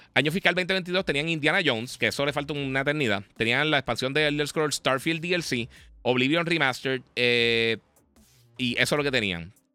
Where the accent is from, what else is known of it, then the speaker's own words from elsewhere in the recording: Puerto Rico; como somos Puerto Rico